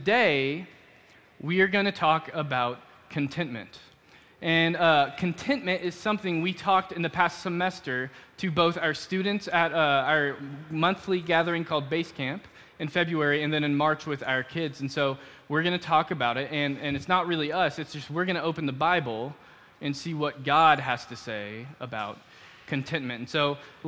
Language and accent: English; Dallas, Texas, United States; moved away as an adult; I grew up in Dallas